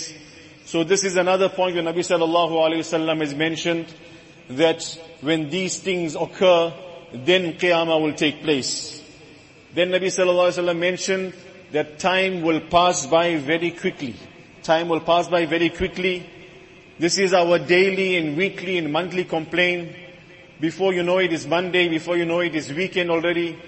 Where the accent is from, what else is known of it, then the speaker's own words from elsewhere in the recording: South Africa; us as South African Muslims